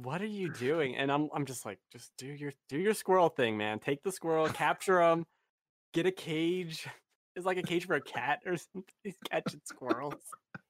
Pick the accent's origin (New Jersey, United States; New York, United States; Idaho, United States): Idaho, United States; I lived in Idaho, growing up, high school.